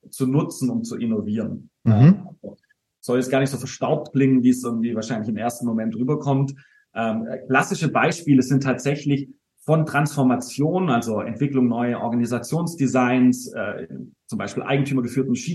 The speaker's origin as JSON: {"language": "German", "region": "Baden-Württemberg", "country": "Germany", "said": "Äh, ich bin geborener Schwabe."}